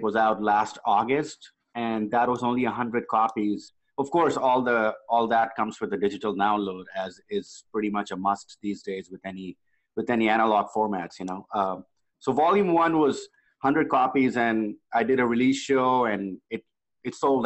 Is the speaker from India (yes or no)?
yes; India; now in Los Angeles, United States; I grew up in India